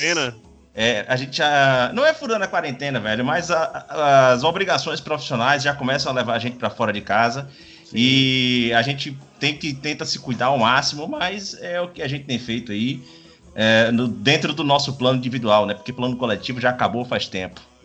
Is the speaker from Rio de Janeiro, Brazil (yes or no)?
no; Bahia, Brazil